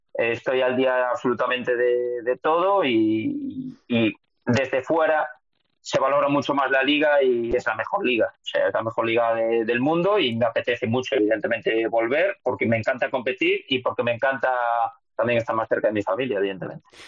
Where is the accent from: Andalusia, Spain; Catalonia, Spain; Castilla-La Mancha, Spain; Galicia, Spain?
Galicia, Spain; Lugo; accent: Galician; moved away as an adult; also born or lived in Valencia / Tudela; now in Indonesia; soy feliz además que de tener este acento porque representa a mi tierra y a mí me encanta mi tierra, me encanta Lugo